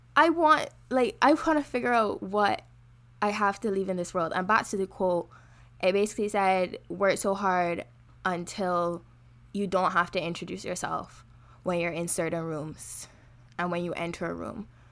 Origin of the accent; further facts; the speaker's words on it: Barbados; now in Canada; I'm from Barbados